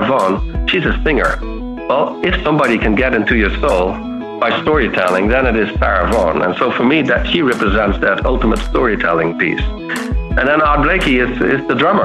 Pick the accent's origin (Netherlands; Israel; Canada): Netherlands; south of the Netherlands; moved away; Yeah, so I grown up in the south of the Netherlands. So I'm a Dutch boy here.